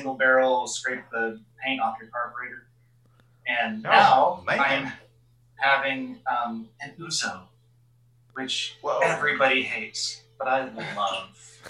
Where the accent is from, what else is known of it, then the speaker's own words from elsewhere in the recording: Northern California, United States; also born or lived in Newton, Mississippi; I was born and raised in Northern California, but my family is from Mississippi and Louisiana, and I lived in Mississippi for I, when I was little, in a little teeny weeny town called Newton